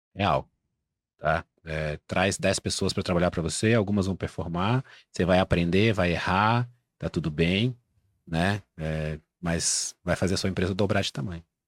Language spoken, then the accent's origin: Portuguese; Brazil; eu sou brasileiro, não sou um falante nativo de espanhol